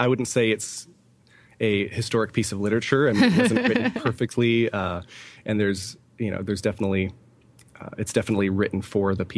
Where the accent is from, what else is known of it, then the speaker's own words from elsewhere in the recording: California, United States; moved away as an adult; also born or lived in Coeur d'Alene, Idaho; now in Allentown, United States; both my wife and I are born and raised in California